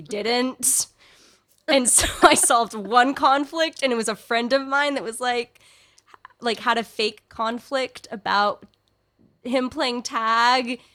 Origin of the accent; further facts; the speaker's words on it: California, United States; speaking as a Californian